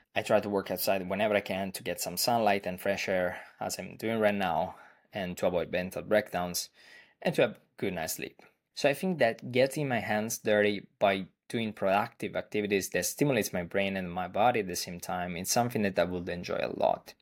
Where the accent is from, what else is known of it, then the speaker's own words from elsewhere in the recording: Italy; I'm from Italy, where I currently live